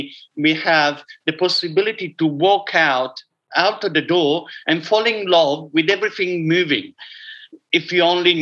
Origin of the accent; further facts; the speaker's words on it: Italy; Okay, so growing up in a dairy farm, it's not as romantic as you would like it to be. I can make an Italian romantic